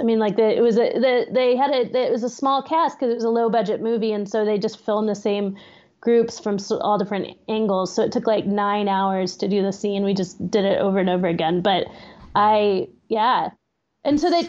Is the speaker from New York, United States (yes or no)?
no; Austin, Texas, United States; moved away as an adult; now in Pittsburgh, United States; I grew up in Austin also